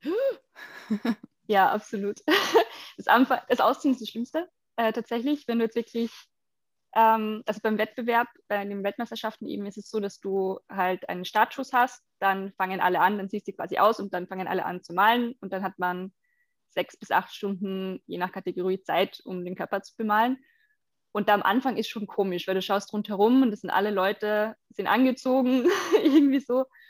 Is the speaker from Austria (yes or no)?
yes; Carinthia, Austria; moved away; in Kärnten stattfinden, wo ich herkomme ursprünglich